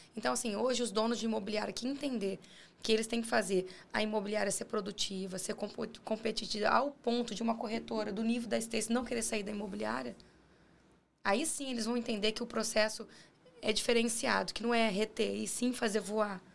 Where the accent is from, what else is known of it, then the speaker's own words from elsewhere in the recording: Guarapari, Espírito Santo, Brazil; nós quatro somos de Guarapari.